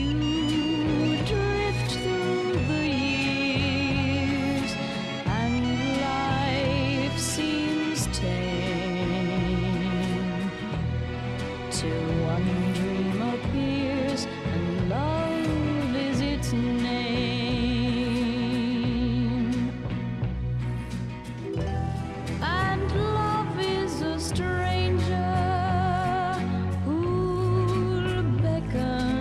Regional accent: Luton, East of England, United Kingdom; I was born and brought up in Luton.

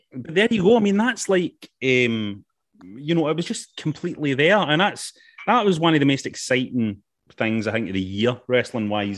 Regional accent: Glasgow, Scotland, United Kingdom; growing up in Glasgow

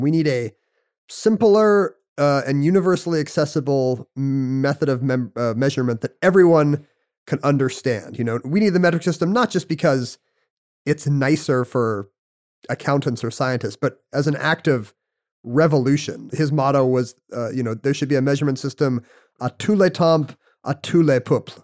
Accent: United States; we're from America

